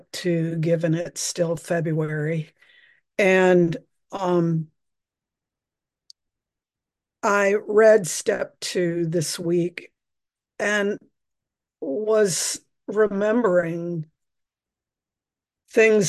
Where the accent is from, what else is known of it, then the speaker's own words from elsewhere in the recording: Virginia, United States; moved away as an adult; now in San Francisco, United States; I was born and raised in Virginia